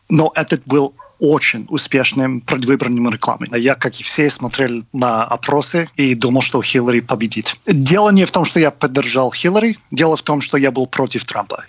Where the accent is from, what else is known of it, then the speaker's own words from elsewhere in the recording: Michigan, United States; Russian is a second language; moved away as an adult; also born or lived in New York; now in Moscow, Russia; я из Мичигана, и я помню из моей детства